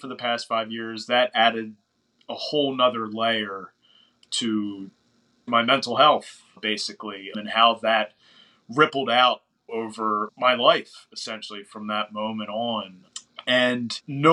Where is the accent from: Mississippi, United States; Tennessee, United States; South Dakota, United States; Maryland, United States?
Maryland, United States; outside of Baltimore; We grew up probably like 30, 45 minutes outside of Baltimore.